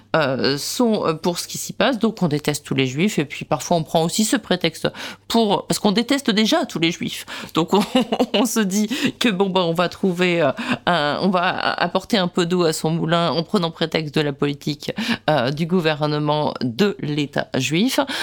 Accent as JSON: {"language": "French", "country": "France", "said": "je suis française"}